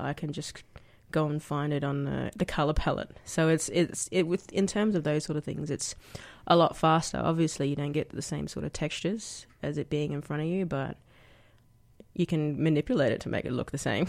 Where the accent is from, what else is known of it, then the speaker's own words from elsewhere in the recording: Brisbane, Queensland, Australia; moved away as an adult; now in Canberra, Australia; I grew up in Anala. It's a little suburb on the outskirts of, uh, Brisbane. uh, Queensland.